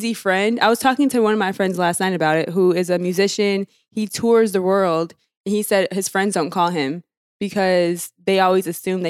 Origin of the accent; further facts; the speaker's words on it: New York, United States; it's the people we grew up with in New York.